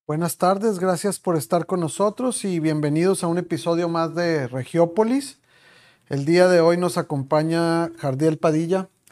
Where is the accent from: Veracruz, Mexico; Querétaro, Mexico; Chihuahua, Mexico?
Chihuahua, Mexico; moved away; somos de Chihuahua los dos